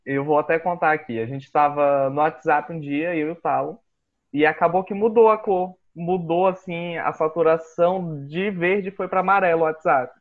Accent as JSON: {"language": "Portuguese", "town": "Boa Vista", "region": "Roraima", "country": "Brazil", "tie": "born or raised there", "said": "Eu também sou nascido e criado aqui em Boa Vista, produto regional"}